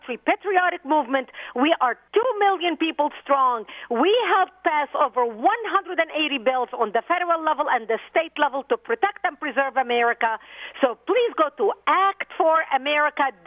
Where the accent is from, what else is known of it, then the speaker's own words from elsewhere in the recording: Lebanon; first language Arabic; English is a second language; moved away as an adult; now in United States; I'm a Middle Eastern by birth. I grew up in Lebanon. My mother tongue is Arabic.